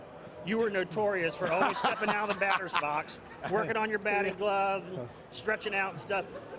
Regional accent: Dayton, Ohio, United States; from Dayton.

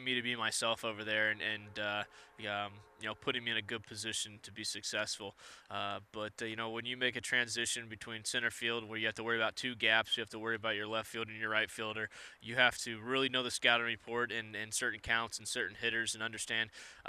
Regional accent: Ohio, United States; moved away; Growing up in Ohio

